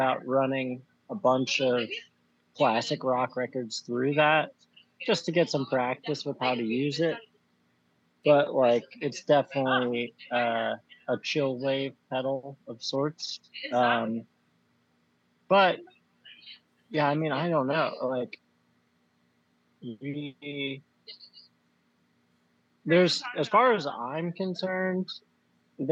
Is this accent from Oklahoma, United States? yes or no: no; Bethlehem, Pennsylvania, United States; moved away as an adult; now in Philadelphia, United States; I'm from Bethlehem.